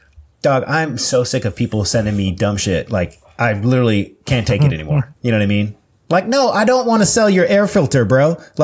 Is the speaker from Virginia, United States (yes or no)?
yes; Sterling, Virginia, United States; I grew up in Northern Virginia. Nova.